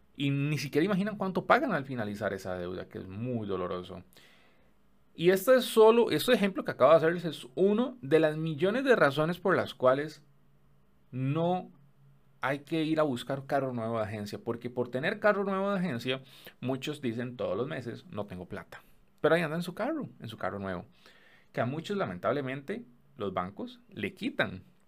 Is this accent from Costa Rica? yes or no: yes; Costa Rica; en mi país, en Costa Rica